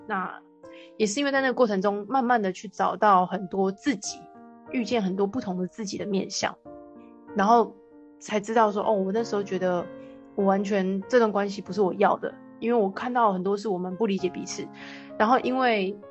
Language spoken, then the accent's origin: Chinese; Taiwan; moved away as an adult; also born or lived in Gold Coast, Australia; 快要十年没有回台湾吧